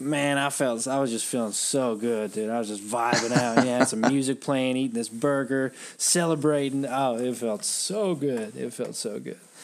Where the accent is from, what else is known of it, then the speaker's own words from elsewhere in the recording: United States; I'm American